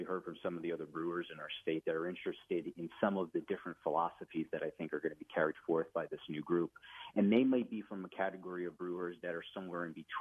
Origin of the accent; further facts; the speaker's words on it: New Jersey, United States; As a Central Jersey guy